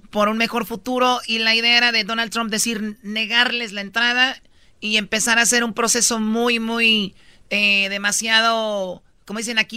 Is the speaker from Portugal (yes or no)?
no; Mexico; tengamos la necesidad como mexicanos de huir a otro país